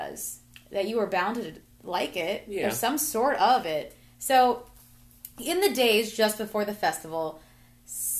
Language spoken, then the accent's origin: English; United States; I'm going to show my ignorance for being an American sometimes